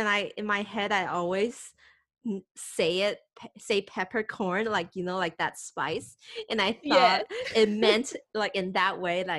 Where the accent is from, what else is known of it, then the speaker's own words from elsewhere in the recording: Taiwan; I'm from Taiwan